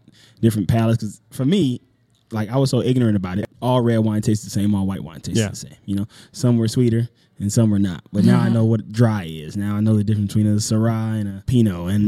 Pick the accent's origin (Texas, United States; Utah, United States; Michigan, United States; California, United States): California, United States; Los Angeles; also born or lived in Mississippi; I grew up here in Los Angeles.